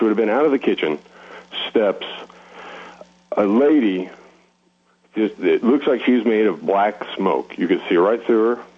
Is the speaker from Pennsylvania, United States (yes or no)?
no; Missouri, United States; when I was a teenager growing up in Missouri